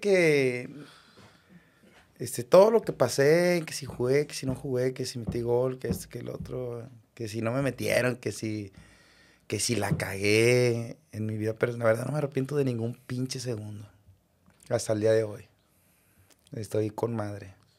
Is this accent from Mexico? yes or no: yes; Monterrey, Nuevo León, Mexico; yo como rayado y como regio y como de barrio